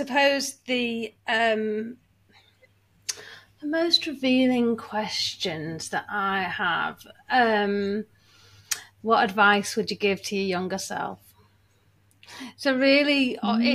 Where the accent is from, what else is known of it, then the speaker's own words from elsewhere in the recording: Manchester, North West England, United Kingdom; I'm Manchester born and bred. I love my hometown and I will now never leave.